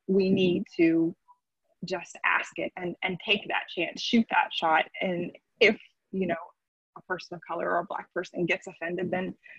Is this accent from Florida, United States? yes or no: yes; Florida, United States; I was raised in Florida